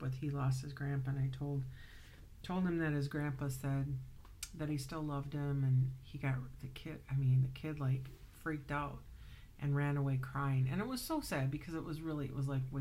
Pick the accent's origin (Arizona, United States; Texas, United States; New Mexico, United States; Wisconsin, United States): Wisconsin, United States; Wisconsin Dells; I grew up in Wisconsin Dells